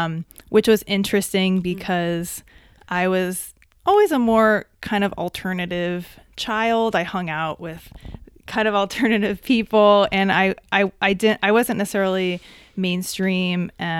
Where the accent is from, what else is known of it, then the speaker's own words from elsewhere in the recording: Columbia, Maryland, United States; moved away as an adult; now in Denver, United States; I'm from Columbia, Maryland. So it's outside of Baltimore, in between Washington, D.C. and Baltimore. I grew up in the suburbs and I grew up in a middle class family.